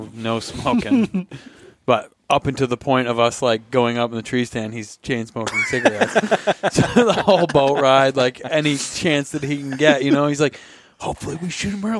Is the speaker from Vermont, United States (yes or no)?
yes; Vermont, United States; now in Fairbanks, United States; I'm from Vermont.